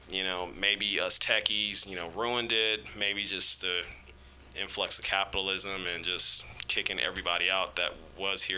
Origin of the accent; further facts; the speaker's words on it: Kansas City, United States; now in San Francisco, United States; growing up in Kansas City